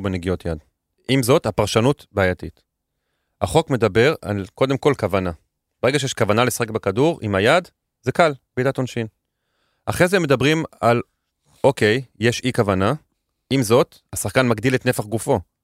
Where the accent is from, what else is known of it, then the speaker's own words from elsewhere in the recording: Netanya, Central District, Israel; גדלתי בנתניה